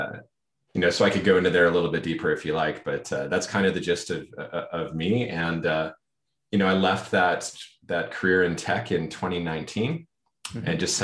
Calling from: Vancouver, British Columbia, Canada; Yeah, I'm joining from Vancouver, BC in Canada.

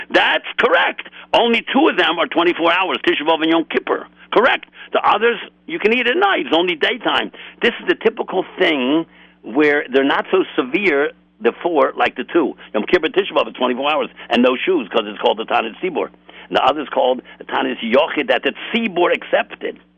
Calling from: Los Angeles, California, United States; I'm calling in from Los Angeles, California.

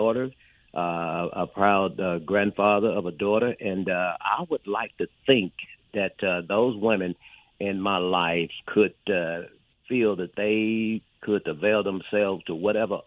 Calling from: Meridian, Mississippi, United States; I'm calling from your hometown, Meridian, Mississippi

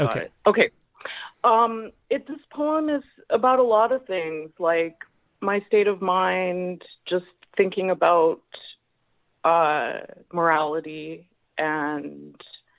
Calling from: Montreal, Quebec, Canada; I'm in Montreal.

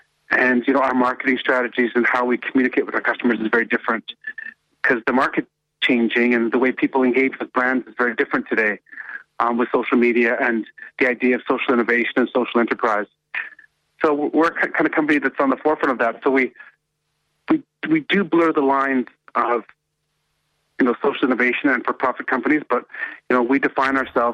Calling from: Toronto, Ontario, Canada; I'm calling from Toronto.

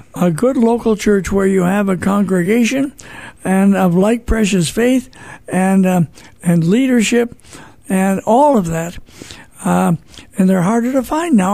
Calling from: St. Louis, Missouri, United States; I'm calling from St. Louis, Missouri

